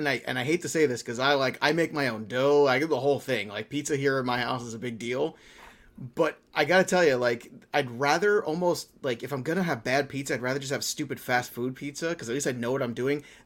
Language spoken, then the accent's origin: English; New York City, New York, United States; now in New Jersey, United States; I'm from Brooklyn.